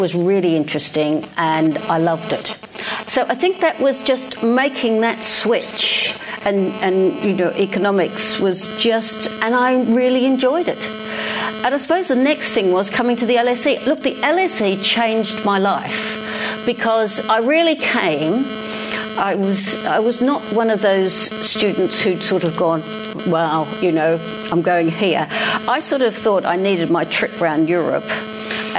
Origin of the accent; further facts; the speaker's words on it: Melbourne, Victoria, Australia; accent: Australian; moved away as an adult; now in London, United Kingdom; a state school in Melbourne. You can hear, those of you that know will hear that I still have my Australian accent after all these years. So I went through high school